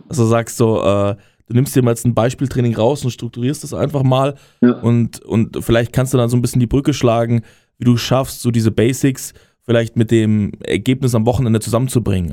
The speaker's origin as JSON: {"language": "German", "region": "Bavaria", "country": "Germany", "moved": "yes", "lives_now": "Berlin, Germany", "said": "aus dem Bayerischen, wo ich herkomme"}